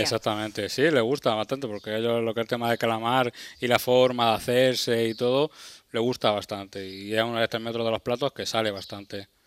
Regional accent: Berja, Andalusia, Spain; now in Almería, Spain; yo soy de, de aquí de Almería, soy de un pueblecito, de Berja, pero llevo también muchos años aquí en Almería Capital

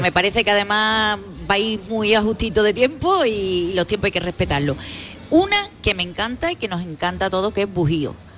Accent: Cádiz, Andalusia, Spain; somos los gaditanos

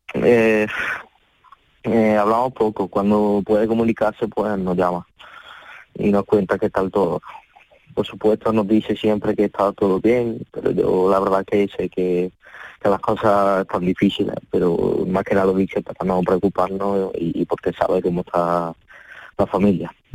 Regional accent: Córdoba, Andalusia, Spain; born or raised there; accent: cordobés; also born or lived in Ukraine

